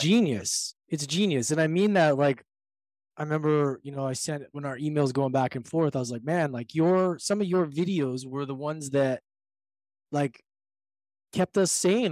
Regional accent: Edmonton, Alberta, Canada; moved away; also born or lived in Victoria / Vancouver; I was born and raised in Edmonton

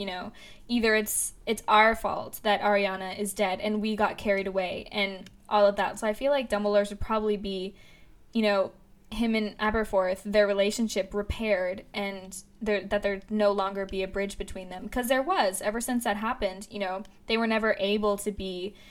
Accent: United States; I'm American

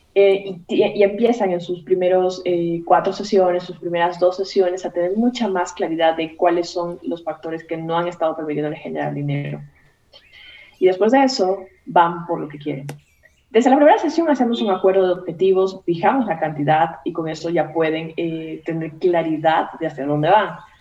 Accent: Esmeraldas, Ecuador; moved away as an adult; also born or lived in Guayaquil, Ecuador; now in Mexico; cuando salí de un pueblito pequeñito que se llama Esmeraldas, que es mi, mi ciudad natal

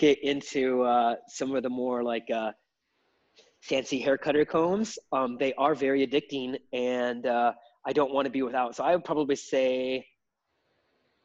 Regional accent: Michigan, United States; moved away as an adult; I'm from Michigan

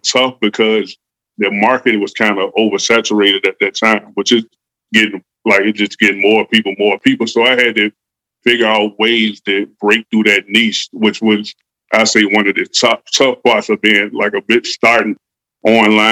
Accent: Richmond, Virginia, United States; also born or lived in Sonora, California; I'm a kid that grew up in Richmond, Virginia

